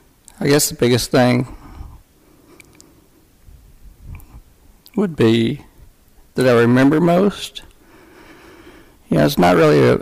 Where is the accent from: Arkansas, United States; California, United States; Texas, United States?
Arkansas, United States; Long Hills; growing up in Long Hills